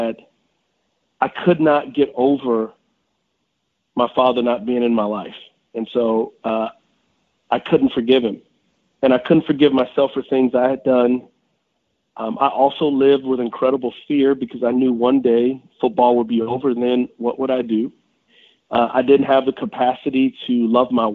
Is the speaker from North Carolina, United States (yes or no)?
no; San Antonio, Texas, United States; I grew up in San Antonio, Texas, and I grew up on the West Side